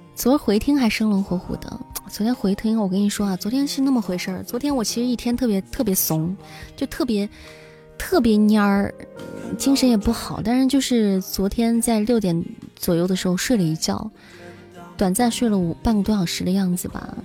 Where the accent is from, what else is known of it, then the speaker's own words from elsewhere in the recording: Xi'an, Shaanxi, China; 我是西安的